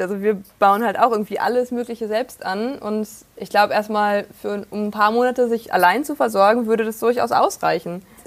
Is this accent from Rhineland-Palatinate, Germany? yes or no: no; Prignitz, northwest Brandenburg, Germany; mitten auf dem Land in der schönen Prignitz im Nordwesten Brandenburgs. Dort, wo ich aufgewachsen bin, wohne ich auch momentan wieder